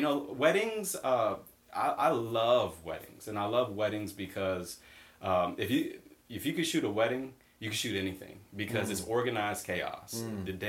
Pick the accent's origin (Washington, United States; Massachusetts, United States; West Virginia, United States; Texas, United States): Massachusetts, United States; Boston; Yeah, so I'm originally from the Boston area, Massachusetts.